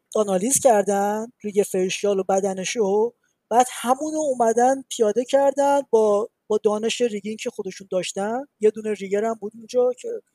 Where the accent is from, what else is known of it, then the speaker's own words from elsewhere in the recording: Iran; moved away as an adult; now in Montreal, Canada; من از ایرانم